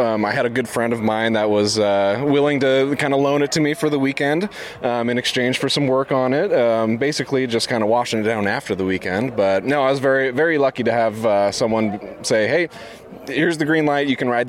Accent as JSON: {"language": "English", "town": "West Des Moines", "region": "Iowa", "country": "United States", "said": "I am from West Des Moines, Iowa."}